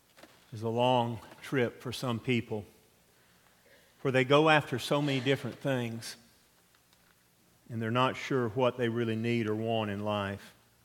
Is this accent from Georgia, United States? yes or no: yes; Atlanta, Georgia, United States; I grew up in South Atlanta, and our nearest neighbors were the original Chick-fil-A, the Dwarf House, and the Delta Hangar